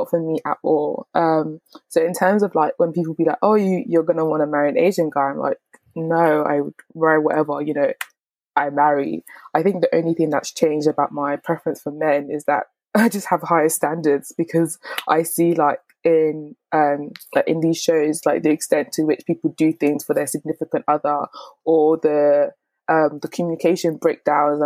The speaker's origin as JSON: {"language": "English", "country": "Nigeria", "said": "me as a Nigerian person"}